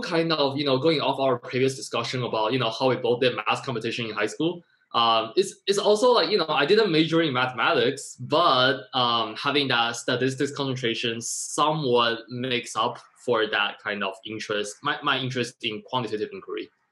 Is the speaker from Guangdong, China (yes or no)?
yes; Shenzhen, Guangdong, China; now in New York, United States; I was born in Shenzhen, China